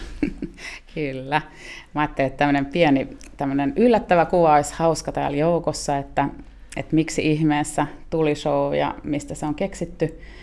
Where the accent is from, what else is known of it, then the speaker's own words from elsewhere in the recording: Finland; mekin ollaan Suomesta